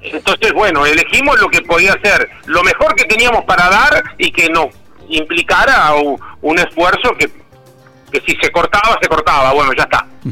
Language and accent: Spanish; Argentina; como en Argentina tenemos la costumbre de repetir las cosas malas